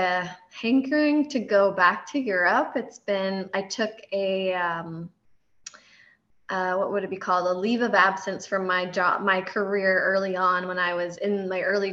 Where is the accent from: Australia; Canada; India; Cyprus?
Canada; moved away as an adult; also born or lived in California; now in Kansas City, United States; I am originally from Canada, and I moved down to California in 2014, and then I was transferred to Kansas City in 2015